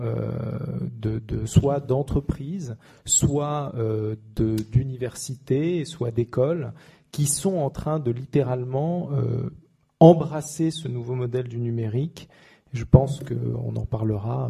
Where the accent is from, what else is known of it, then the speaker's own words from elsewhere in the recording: France; nous en tant que Français